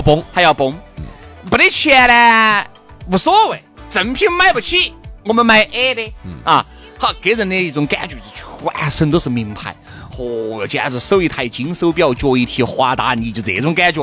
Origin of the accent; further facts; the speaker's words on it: Chengdu, Sichuan, China; 我们成都人的收，收，收入